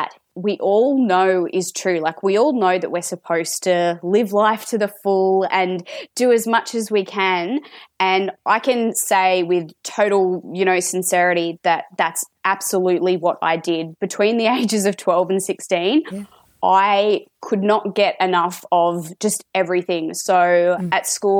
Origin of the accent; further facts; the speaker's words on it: Sydney, New South Wales, Australia; I'm in Sydney, and more specifically, I am from the Sutherland Shire, born and bred.